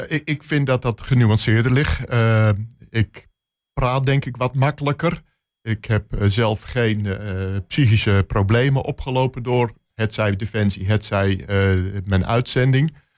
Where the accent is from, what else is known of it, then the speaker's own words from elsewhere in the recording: Netherlands; als Nederlander